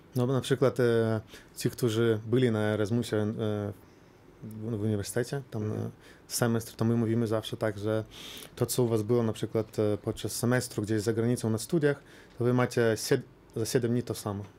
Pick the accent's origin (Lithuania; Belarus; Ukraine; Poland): Lithuania; u nas na Litwie